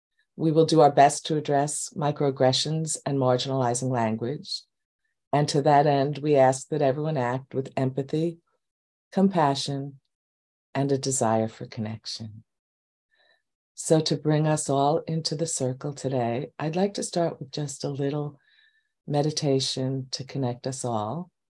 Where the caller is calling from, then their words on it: New York, United States; I'm coming from New York and we've had some very heavy air.